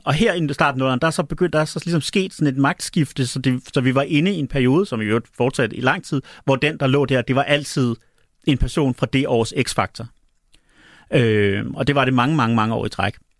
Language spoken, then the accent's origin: Danish; Denmark; accent: Danish; also born or lived in Chicago, United States